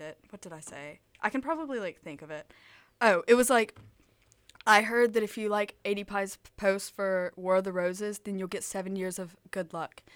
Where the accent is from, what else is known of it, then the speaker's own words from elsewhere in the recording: Tuscaloosa, Alabama, United States; moved away as an adult; now in Auburn, United States; I am from Tuscaloosa, Alabama.